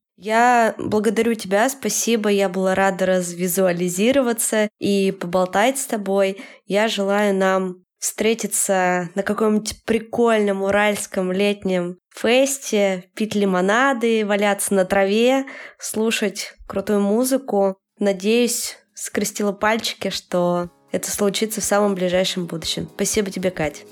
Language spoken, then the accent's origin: Russian; Yekaterinburg, Sverdlovsk Oblast, Russia; я хочу из Екатеринбурга, в котором я живу всю свою жизнь, переехать в Петербург